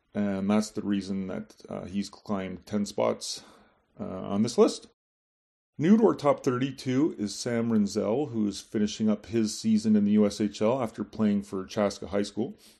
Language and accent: English; Montreal, Quebec, Canada; my hometown of Montreal